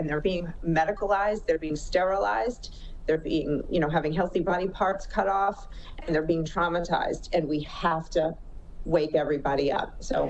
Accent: New York, United States; I'm a New Yorker by, origin, so I talk fast and I talk straight.

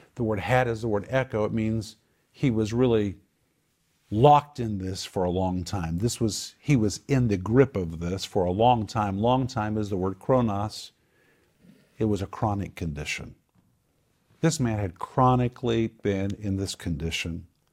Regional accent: Oklahoma, United States; I grew up in Oklahoma

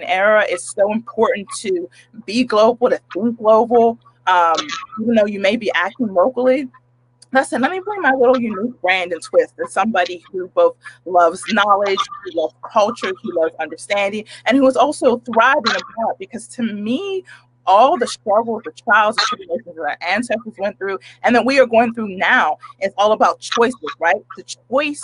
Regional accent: United States; I am a Black American with a big, hella difficult African name

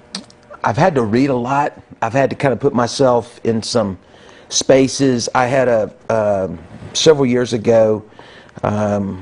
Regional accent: Kansas City, Missouri, United States; moved away as an adult; now in Buffalo, United States; I'm a Kansas City born and raised guy.

